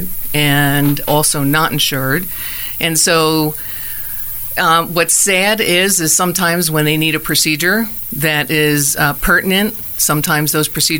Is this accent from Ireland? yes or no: no; New Jersey, United States; moved away as an adult; also born or lived in Indiana / Durango, Colorado; now in Arizona, United States; I'm originally from New Jersey